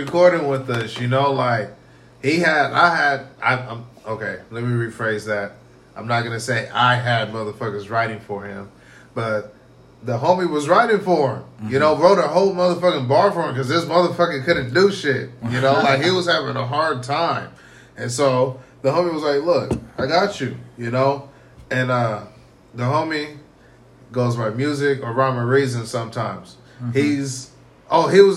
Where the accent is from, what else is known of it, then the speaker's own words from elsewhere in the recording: Pasco, Washington, United States; also born or lived in Georgia / Germany; I'm from Pasco